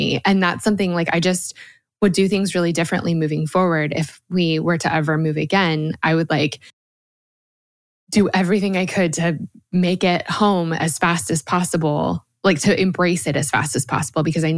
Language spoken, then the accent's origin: English; Colorado, United States; moved away as an adult; also born or lived in Georgia; now in Nashville, United States; I'm from Colorado